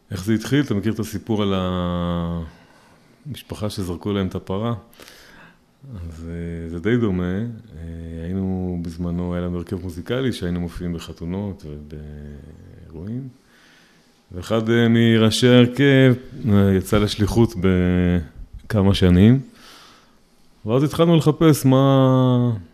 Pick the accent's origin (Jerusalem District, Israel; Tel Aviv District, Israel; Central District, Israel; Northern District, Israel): Central District, Israel; Rehovot; also born or lived in Petah Tikva; now in Peduel; נולדתי בפתח תקווה, גרתי ברחובות, כיום אני גר בפדואל ונשוי, ברוך השם, יש לי חמישה ילדים.